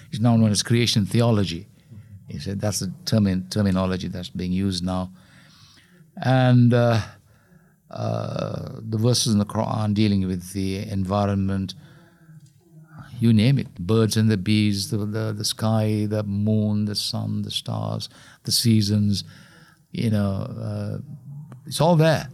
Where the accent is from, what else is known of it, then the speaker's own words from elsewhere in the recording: Colombo, Western Province, Sri Lanka; moved away; We grew up in Colombo